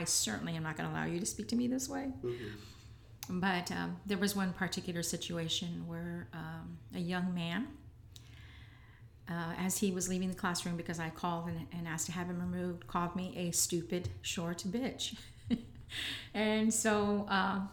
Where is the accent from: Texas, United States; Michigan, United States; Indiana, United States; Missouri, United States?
Texas, United States; San Antonio; I'm always proud to say that I'm from the South Side. Even when it wasn't popular